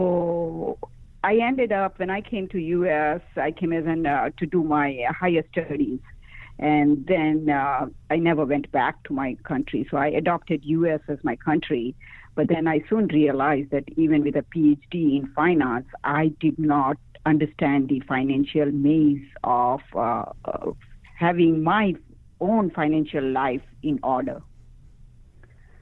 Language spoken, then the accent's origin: English; India; moved away as an adult; now in United States; My birth country is India